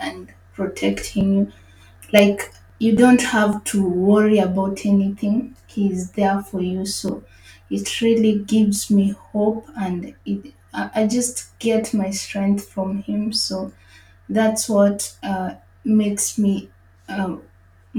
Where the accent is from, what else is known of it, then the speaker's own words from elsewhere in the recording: Nairobi, Kenya; moved away as an adult; also born or lived in Paris, France; now in Lisbon, Portugal; I come from Nairobi, Kenya, born and raised in Kenya